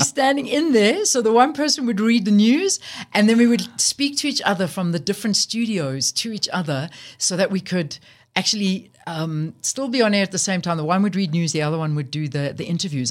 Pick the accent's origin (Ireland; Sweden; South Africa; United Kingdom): South Africa; I am not from Europe. I am from South Africa. I was born here. My family were born here